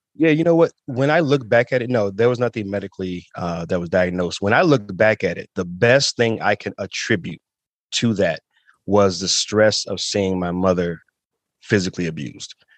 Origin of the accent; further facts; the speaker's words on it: Toledo, Ohio, United States; also born or lived in Chicago, Illinois; born in Chicago, grew up in Toledo, uh, and we moved there when I was about seven years old